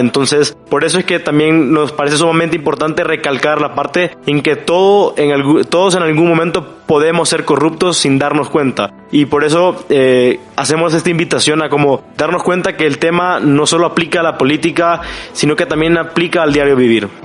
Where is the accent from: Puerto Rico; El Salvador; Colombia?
El Salvador; San Salvador; soy de San Salvador, El Salvador